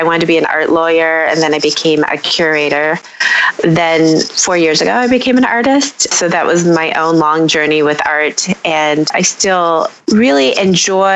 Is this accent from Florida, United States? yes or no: no; Detroit, Michigan, United States; I am a born and raised Detroiter. I am living here now